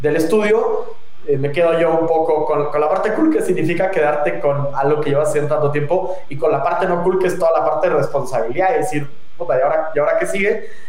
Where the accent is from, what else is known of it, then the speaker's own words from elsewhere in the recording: León, Guanajuato, Mexico; accent: leonés cantadito; moved away; soy de León, que tenga el, el ya sabes, el acentito leonés cantadito